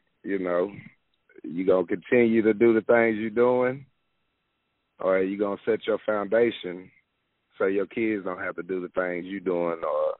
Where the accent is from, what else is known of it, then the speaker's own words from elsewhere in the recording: Dallas, Texas, United States; I'm born and raised in North Dallas.